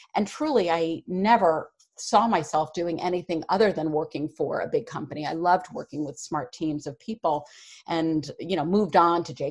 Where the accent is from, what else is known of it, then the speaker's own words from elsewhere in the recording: Westchester, New York City suburbs, United States; I grew up in the New York City suburbs in Westchester